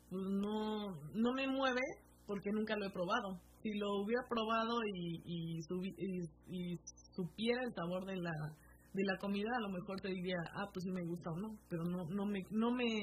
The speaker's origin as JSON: {"language": "Spanish", "country": "Mexico", "said": "yo siento que nosotros como mexicanos"}